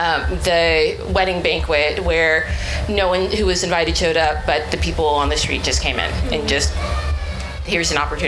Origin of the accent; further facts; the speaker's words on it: Oklahoma City, Oklahoma, United States; I'm from Oklahoma City.